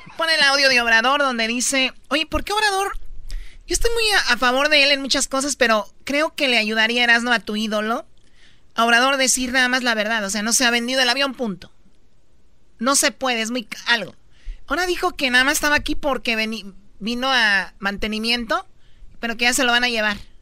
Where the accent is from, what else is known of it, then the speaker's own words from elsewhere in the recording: Tepatitlán, Jalisco, Mexico; en Tepatitlán, de donde yo soy, en Tepatitlán, en Jalisco